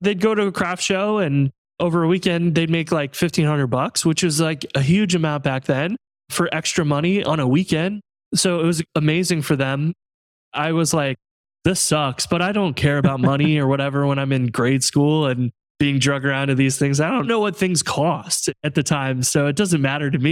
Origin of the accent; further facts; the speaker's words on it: Central Illinois, United States; now in St. Louis, United States; I'm from Central Illinois originally, and now live in St. Louis